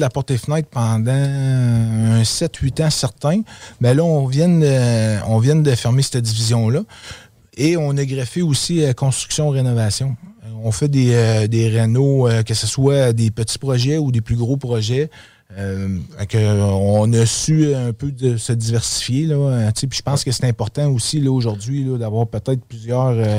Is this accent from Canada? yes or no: yes; Quebec City, Quebec, Canada; also born or lived in Outaouais; Oui, je suis un gars de Québec. Dans le fond, j'ai grandi à Québec. Je suis né à Québec.